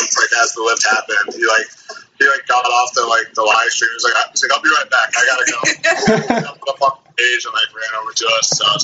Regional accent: Iowa, United States; moved away as an adult; I'm from the Midwest originally. I moved out here 2 years ago. I'm from Iowa

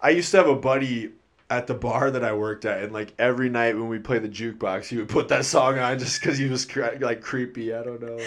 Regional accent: Midwest, United States; I'm from the Midwest

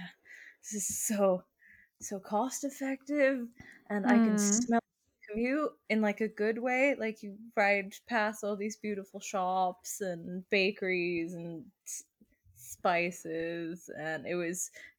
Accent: Germany; born there; also born or lived in Sweden; I was born in Germany and raised kind of in the skewer that is Middle Europe. I learned how to ride a bike in Sweden.

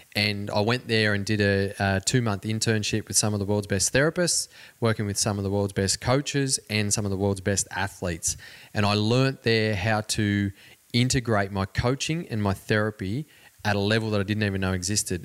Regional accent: Cobar, New South Wales, Australia; My growing up in Cobar, where I mentioned before, it's a very small community

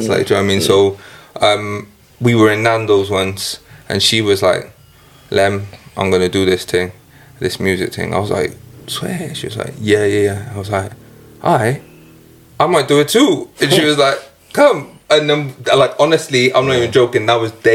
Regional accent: Newport, Wales, United Kingdom; I'm from a place called Newport. If you can't tell by my accent, that's what we sound like

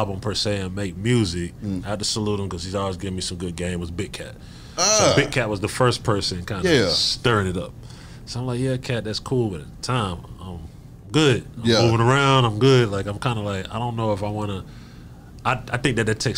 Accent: Decatur, Georgia, United States; I'm from Decatur

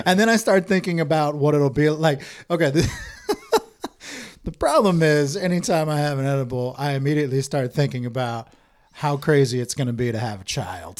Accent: Bellevue, Washington, United States; I grew up in Bellevue

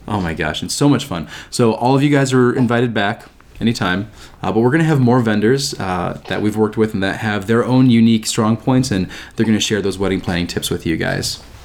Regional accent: Bowling Green, United States; my hometown, Bowling Green.

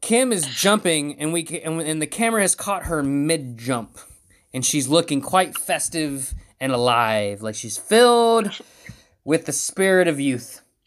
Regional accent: West Virginia, United States; I'm from West Virginia.

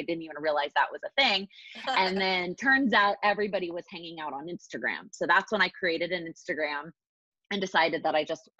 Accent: Texas, United States; moved away as an adult; now in New York City, United States; I am originally from Texas, so we have that in common. And I moved to New York City after college to work full time.

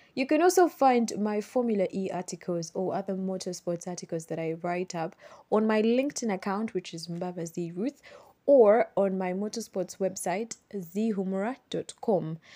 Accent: Uganda; living and growing up in Uganda

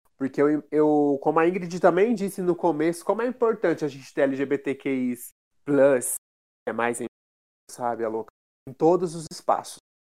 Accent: interior of São Paulo, Brazil; moved away; also born or lived in Rio de Janeiro; eu venho do interior de São Paulo, da periferia

